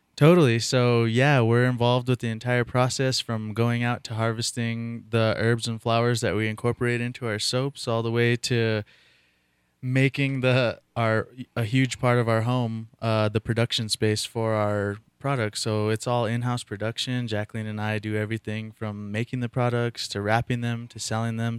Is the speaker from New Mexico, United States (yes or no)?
yes; Taos Pueblo, New Mexico, United States; I was born and raised in Taos Pueblo